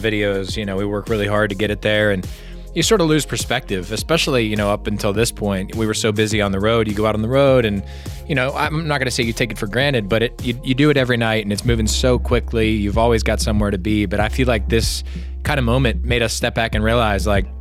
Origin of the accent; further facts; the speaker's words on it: Pittsburgh, Pennsylvania, United States; I'm from Pittsburgh